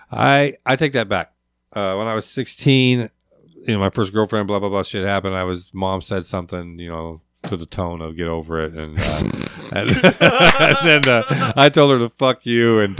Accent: Lakewood, Washington, United States; also born or lived in Providence; now in Alaska; So I was born in Providence. Mom, four months old, mom moved back. My grandfather homesteaded in Lakewood in, in post World War II. She moved back there with me

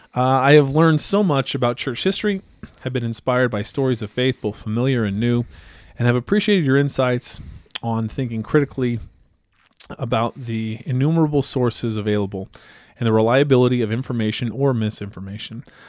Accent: Idaho, United States; growing up in Idaho

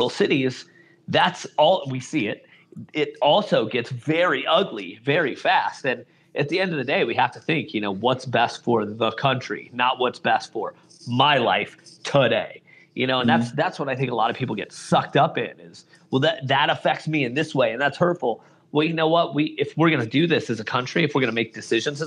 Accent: Iowa, United States; from Iowa

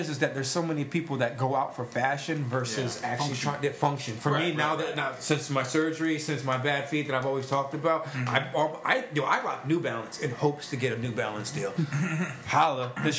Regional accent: New Britain, Connecticut, United States; we're from New Britain, Connecticut.

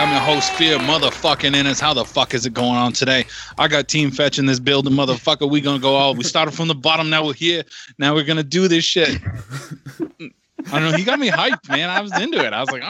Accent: Canada; We're Canadian.

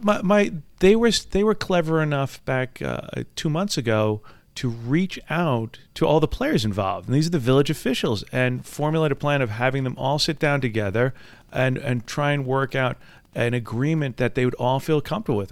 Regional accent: Valley Stream, New York, United States; I grew up right here on Long Island, grew up in Valley Stream

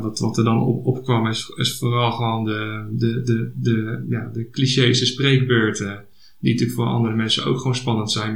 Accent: Hendrik-Ido-Ambacht, South Holland, Netherlands; ik kom uit Hendrik Jeroen Ambacht

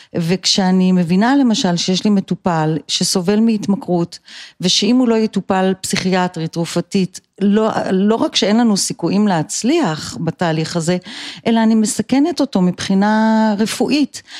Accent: Israel; born or raised there; also born or lived in United States / Colorado

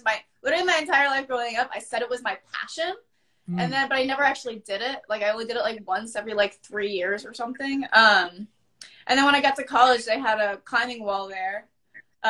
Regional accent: Virginia, United States; moved away; I'm from Virginia

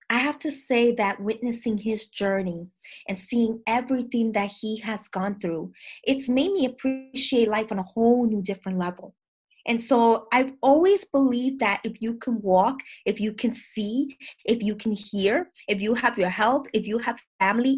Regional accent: New York City, New York, United States; I'm from the Bronx, from Dominican parents

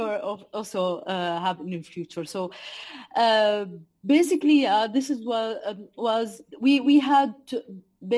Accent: Douma, Rif Dimashq, Syria; moved away as an adult; I was working in my hometown, town Douma. It's a city in Eastern Ghouta.

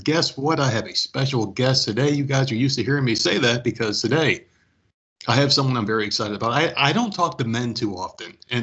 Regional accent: New Jersey, United States; also born or lived in Schenectady, New York; I'm from New Jersey

